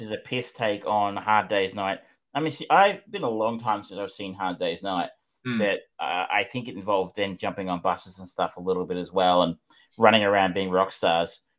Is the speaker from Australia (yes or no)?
yes; Australia; as an Australian